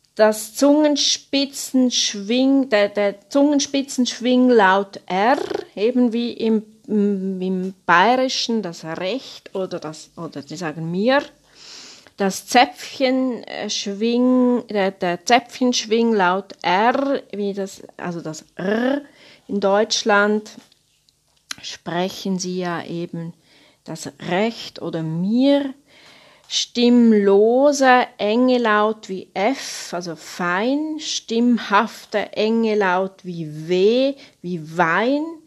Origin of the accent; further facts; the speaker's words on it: Switzerland; Bei uns in der Schweiz